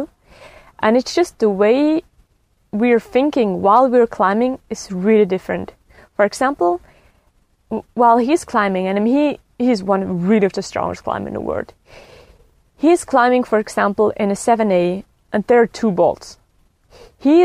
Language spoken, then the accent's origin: English; Rätikon, Graubünden, Switzerland; I grew up in the Raticon, surrounded by mountains